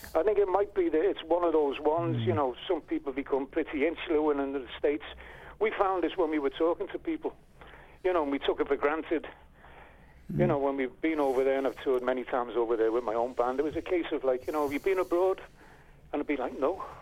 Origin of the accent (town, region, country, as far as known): Liverpool, North West England, United Kingdom